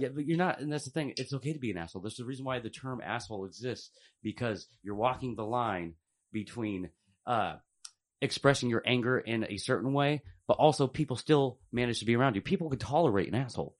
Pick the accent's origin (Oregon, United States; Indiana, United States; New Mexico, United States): Oregon, United States; Portland; also born or lived in Tulare, California; moved up to Portland when I was three and grew up in the city